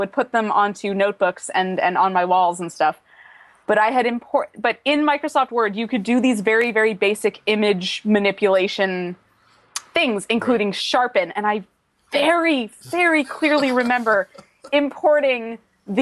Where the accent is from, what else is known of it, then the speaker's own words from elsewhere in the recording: Calgary, Alberta, Canada; moved away as an adult; now in Victoria, Canada; I grew up in Calgary and moved out to BC when I was 18.